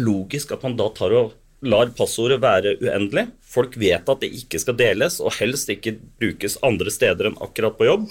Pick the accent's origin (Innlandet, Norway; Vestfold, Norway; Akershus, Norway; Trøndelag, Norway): Vestfold, Norway; Sandefjord; moved away as an adult; now in Bergen, Norway; jeg, er jo egentlig fra Sandefjord, da. Men okay. jeg, har bodd i Bergen i 40 år